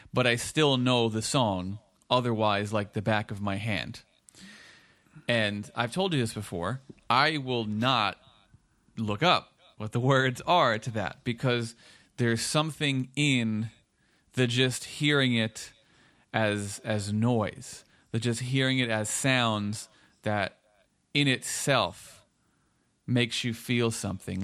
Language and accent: English; Woodbridge, New Jersey, United States; where I was growing up in Woodbridge